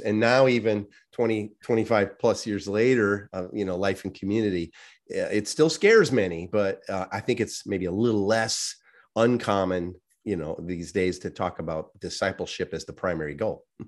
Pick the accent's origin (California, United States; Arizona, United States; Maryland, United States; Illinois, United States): Illinois, United States; Chicago; I grew up in the Chicagoland area, very, um, Polish